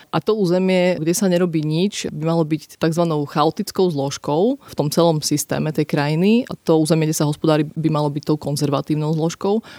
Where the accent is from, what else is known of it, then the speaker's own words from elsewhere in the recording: Podčergovie, Prešov Region, Slovakia; ja som z Podčergova